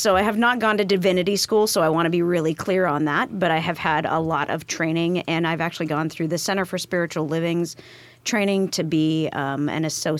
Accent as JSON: {"language": "English", "town": "Molalla", "region": "Oregon", "country": "United States", "lives_now": "Tacoma, United States", "said": "So I'm originally from a really small town outside of Portland called Molalla."}